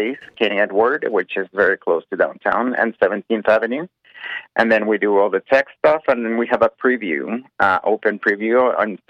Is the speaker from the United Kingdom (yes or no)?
no; Mexico; now in Calgary, Canada; I'm originally from Mexico. I'm Mexican-Canadian, and I've been in Calgary for quite a few years